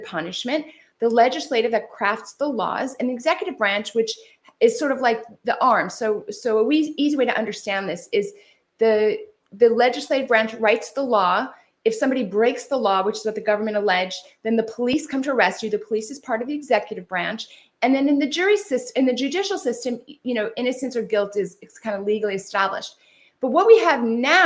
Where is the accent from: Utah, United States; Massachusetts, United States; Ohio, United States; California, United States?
California, United States; I'm from California